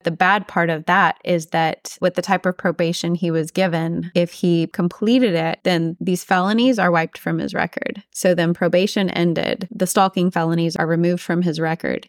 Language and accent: English; Odessa, Texas, United States; all my family left my hometown of Odessa, Texas